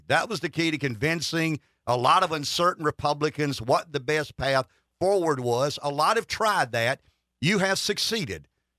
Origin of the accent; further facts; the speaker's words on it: Pamplico, South Carolina, United States; accent: Southern; I'm from Pamplico.